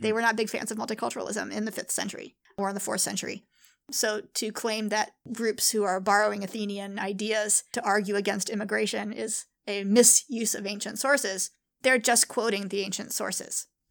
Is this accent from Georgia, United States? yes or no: no; San Diego, California, United States; I grew up in San Diego